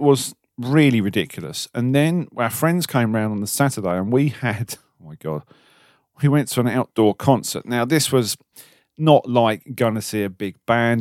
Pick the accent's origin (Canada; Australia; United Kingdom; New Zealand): United Kingdom; we're British.